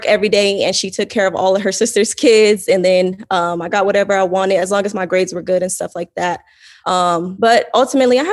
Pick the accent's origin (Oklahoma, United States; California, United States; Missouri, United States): California, United States; Fontana; moved away as an adult; also born or lived in Pasadena, California; now in Arizona, United States; I was born in Pasadena, but we moved to like Fontana, grew up in Fontana, California.